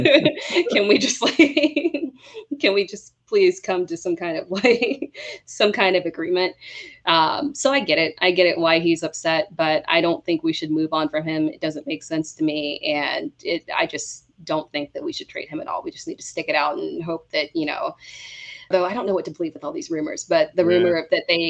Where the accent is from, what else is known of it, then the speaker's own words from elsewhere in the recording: South Carolina, United States; we're all from South Carolina